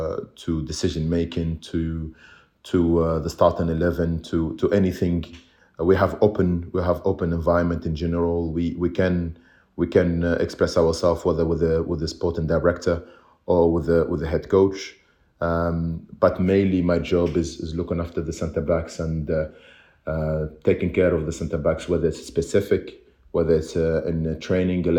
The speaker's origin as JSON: {"language": "English", "country": "Tunisia", "tie": "born or raised there", "also_born_or_lived": "England / United States", "moved": "as an adult", "lives_now": "Belgium", "said": "I was maybe the first Tunisian who, born and raised in Tunisia"}